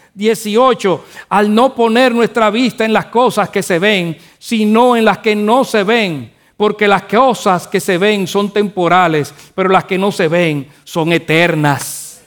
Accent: Dominican Republic; Nosotros los dominicanos decimos que joseamos

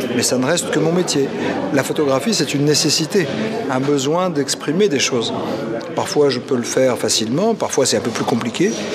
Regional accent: Paris, Île-de-France, France; depuis que je suis né à Paris, je passe quasiment tous les jours devant la Tour Eiffel

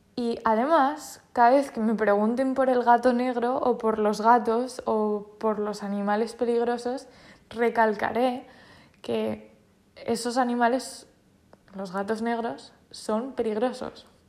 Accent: Spain; Yo soy española y todo lo español me parece fenomenal, porque me identifico con ello porque soy española.

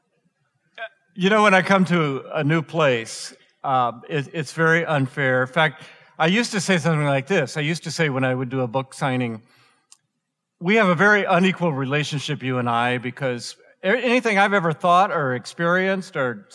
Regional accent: Atlanta, Georgia, United States; now in Colorado, United States; I grew up in Atlanta

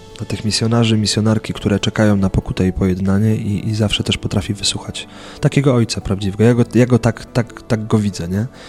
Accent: Buk, Greater Poland, Poland; w mojej rodzinnej miejscowości w Buku

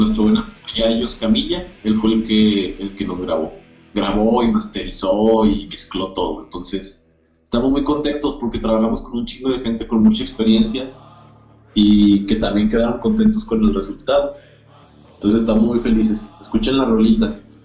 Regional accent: Zacatecas, Mexico; todos somos de Zacatecas

